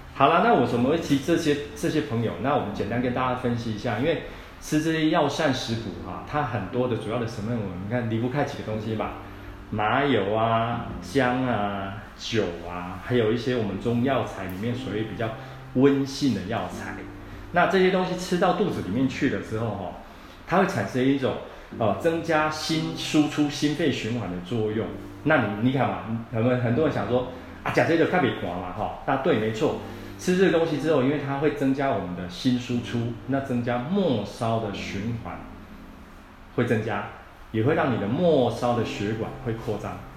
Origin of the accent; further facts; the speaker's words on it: central Taiwan, Taiwan; 我们台湾人